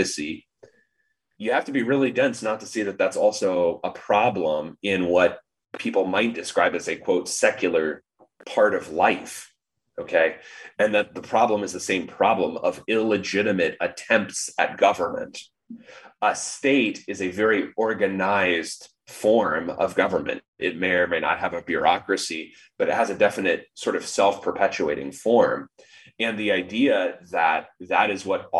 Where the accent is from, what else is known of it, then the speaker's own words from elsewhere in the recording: United States; our heritage as Americans